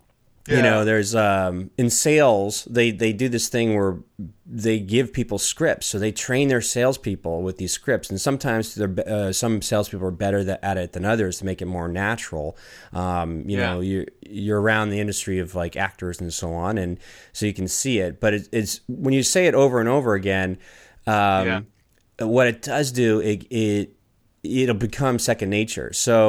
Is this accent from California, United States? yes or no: no; Washington, District of Columbia, United States; I grew up in Washington, D.C. in the 90s